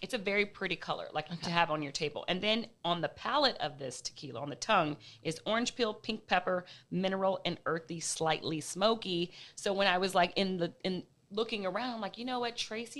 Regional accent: Los Angeles, California, United States; So I'm from LA, born and raised. I've lived in other places, but primarily I've always lived in Los Angeles.

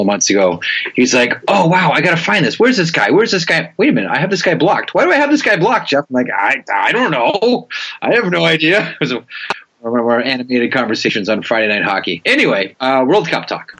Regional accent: Canada; we, um, as as Canadian hockey fans

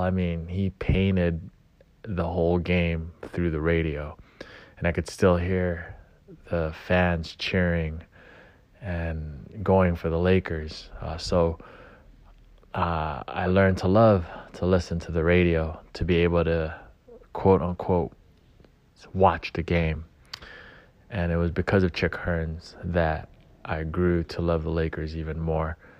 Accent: Gardena, California, United States; growing up in Gardena, uh, at that time, my family didn't have a lot of money

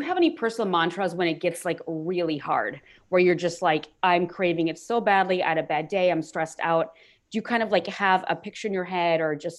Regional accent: Midwest, United States; moved away; I grew up in the Midwest originally.

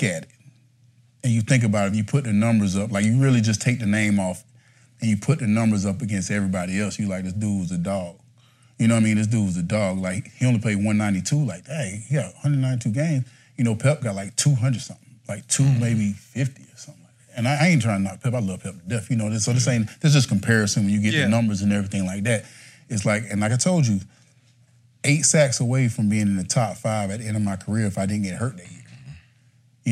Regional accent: Timmonsville, South Carolina, United States; moved away; I came from Timbersville, South Carolina. Small town. Population 1,000

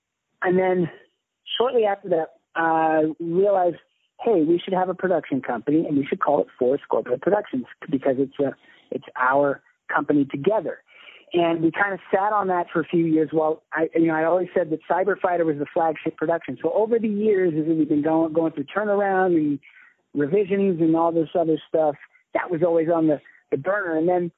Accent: Hawaii, United States; And I grew up in Hawaii, yeah. So there's a specific way that they talk in Hawaii that called Pidgin English, which apparently is not so much anymore. But when I was a kid there, it was big.

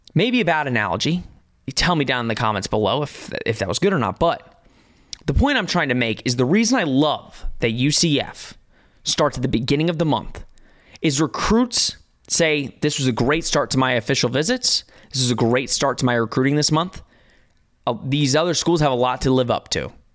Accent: Tennessee, United States; I'm from Tennessee.

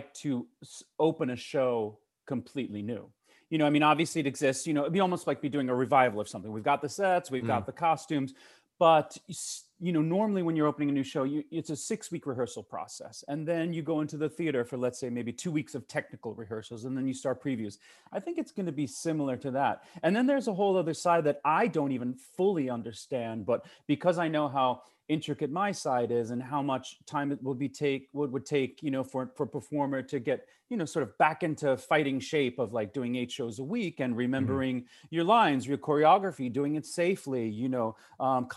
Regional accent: New York City, New York, United States; as a New Yorker

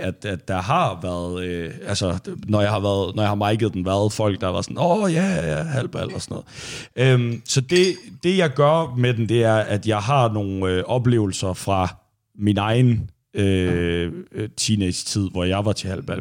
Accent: Thy, Northwest Jutland, North Denmark Region, Denmark; jeg er fra Thy i Nordvestjylland, og der var det jo meget en ting, når vi startede med at, øh, at drikke alkohol og gå i byen

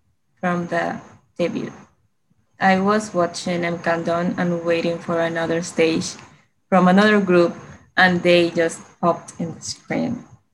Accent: Panama; from Panama.

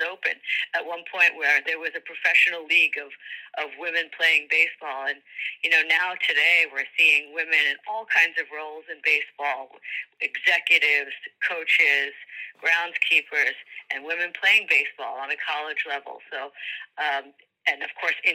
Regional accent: New York, United States; We grew up in New York

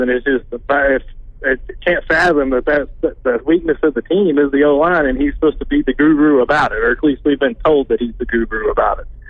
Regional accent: Johnson County, Arkansas, United States; I'm from Johnson County

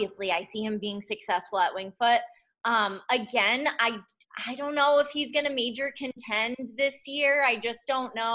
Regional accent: Northeast, United States; I'm from the Northeast

